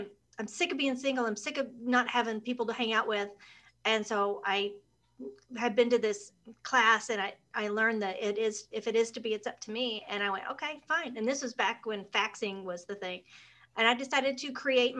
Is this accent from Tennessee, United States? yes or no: yes; the Smokies, Tennessee, United States; also born or lived in Arizona / San Francisco; now in Minnesota, United States; I grew up in the Smokies